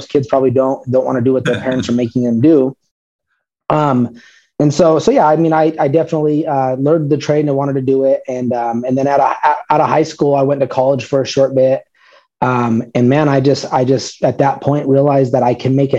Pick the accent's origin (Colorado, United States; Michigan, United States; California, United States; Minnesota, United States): Colorado, United States; I was born and raised here in Colorado